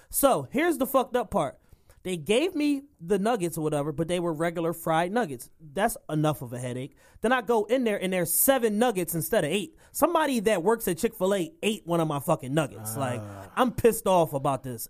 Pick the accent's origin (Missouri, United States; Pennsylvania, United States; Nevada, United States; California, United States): Pennsylvania, United States; Philadelphia; both of us native Philadelphians